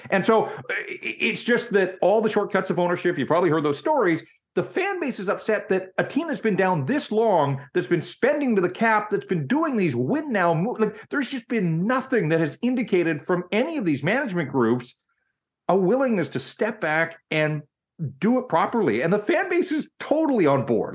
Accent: Vancouver, British Columbia, Canada; also born or lived in Kamloops; born and raised in Vancouver, and really outside of six years that I lived and worked in Kamloops

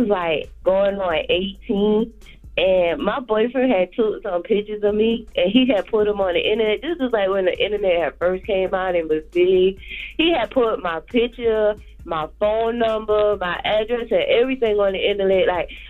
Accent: Orangeburg, South Carolina, United States; I'm from South Carolina. I'm from Orangeburg, like a little small town.

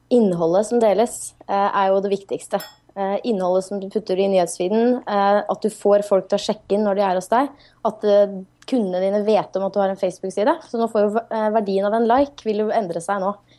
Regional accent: Norway; som nordmann

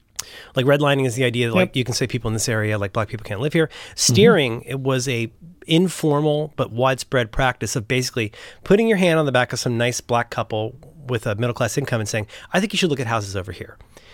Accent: Cincinnati, Ohio, United States; I'm growing up in Cincinnati, which is an extremely conservative, you know, Ohio is a very mostly liberal union state, but Cincinnati is a total outlier.

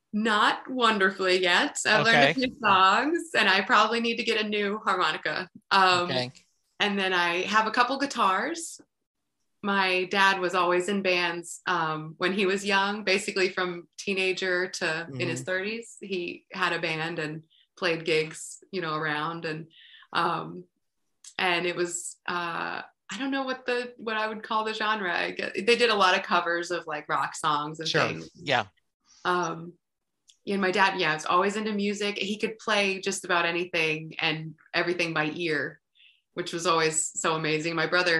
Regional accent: North Carolina, United States; And I grew up in North Carolina, so I was exposed to a lot of country music.

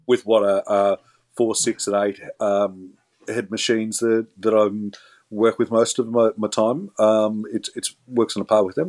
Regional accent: Australia; as an Australian taxpayer

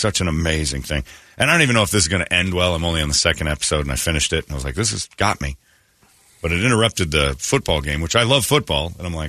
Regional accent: Mesa, Arizona, United States; I grew up soft. I grew up soft over in Mesa

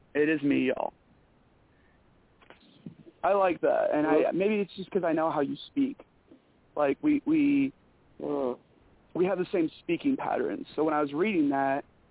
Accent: Michigan, United States; accent: Michigan; moved away; I just got done talking to somebody from Michigan, and my accent came back so bad

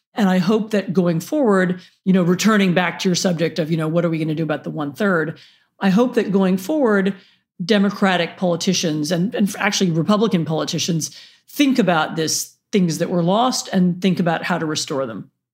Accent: Washington, District of Columbia, United States; moved away; I grew up in Washington, D C

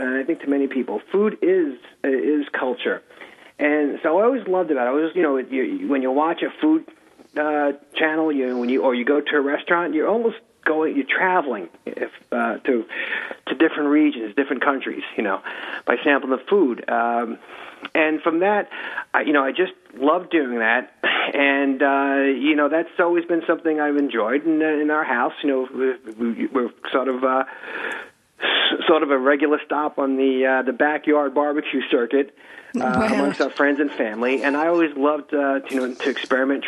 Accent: Long Island, New York, United States; accent: Long Island; I grew up in the suburbs of Long Island as a typical, American Long Island kid

